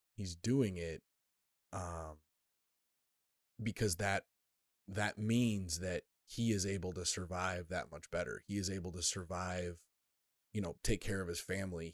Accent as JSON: {"language": "English", "country": "United States", "said": "an American"}